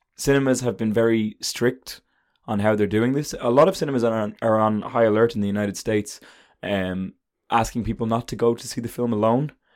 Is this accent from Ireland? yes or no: yes; Ireland